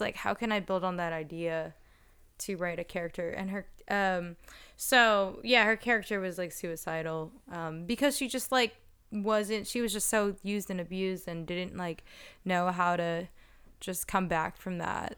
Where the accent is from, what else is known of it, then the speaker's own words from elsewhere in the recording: New Jersey, United States; moved away as an adult; also born or lived in Philadelphia; now in Los Angeles, United States; I'm from New Jersey, but I moved from Philadelphia